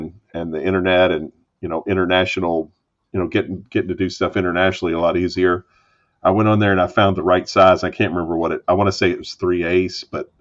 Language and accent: English; United States; as an American